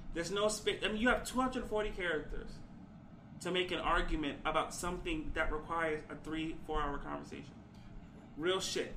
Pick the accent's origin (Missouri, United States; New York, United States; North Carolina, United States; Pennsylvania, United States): New York, United States; I come from New York